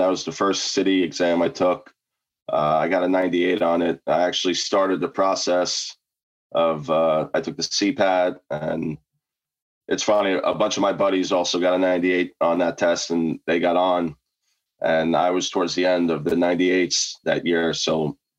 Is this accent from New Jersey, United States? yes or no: yes; New Jersey, United States; I grew up playing in Jersey mostly